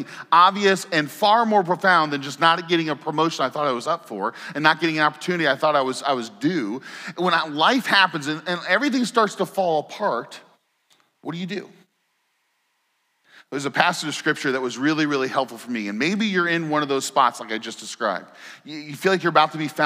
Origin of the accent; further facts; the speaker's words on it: Indiana, United States; moved away; I grew up in Indiana